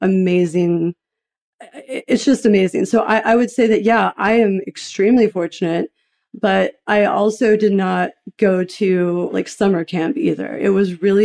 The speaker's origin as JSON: {"language": "English", "town": "Knoxville", "region": "Tennessee", "country": "United States", "tie": "born or raised there", "said": "I grew up in a fairly averagely dysfunctional, eccentric house. I'm from Knoxville, Tennessee"}